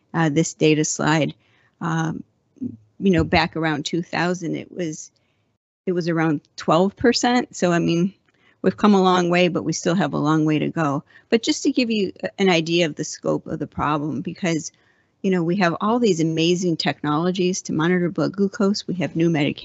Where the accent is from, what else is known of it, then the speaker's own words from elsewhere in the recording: Buffalo, New York, United States; now in San Diego, United States; I'm originally from Buffalo, but I have been in San Diego for so long